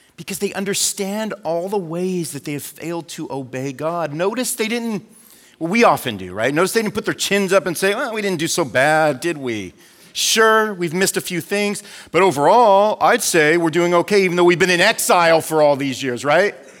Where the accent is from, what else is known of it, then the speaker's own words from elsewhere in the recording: United States; as an American